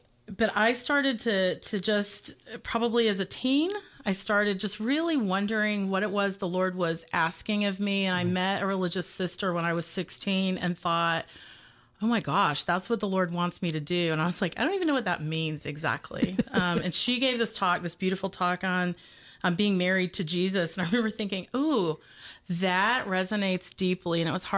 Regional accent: Warner Robins, Georgia, United States; born there; But I was born in Middle Georgia in Warner Robins and went to college at University of West Georgia out in Carrollton

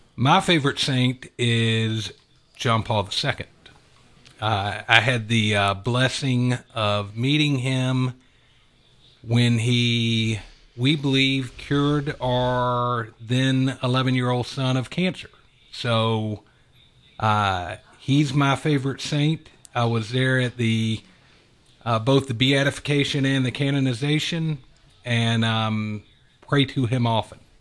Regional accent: Atlanta, Georgia, United States; I have lived in Atlanta my whole life. Both my wife and I grew up in Metro Atlanta

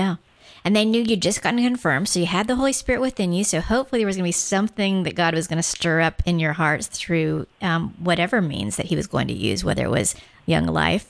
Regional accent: Guam; moved away; I grew up on Guam, which is a very Catholic island, and so I went to CCD as well. I grew up like you, Father Tim, and I are exactly the same age. So I grew up in the 60s and 70s too.

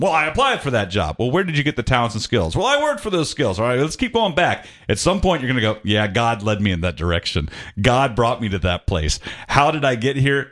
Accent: Atlanta, Georgia, United States; moved away as an adult; I'm originally from Atlanta, but I had to move away for a few years.

